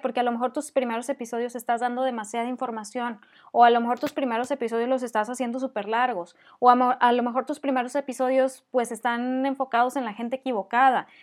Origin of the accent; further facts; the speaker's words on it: Monterrey, Nuevo León, Mexico; accent: regio fresa; mi acento regio fresa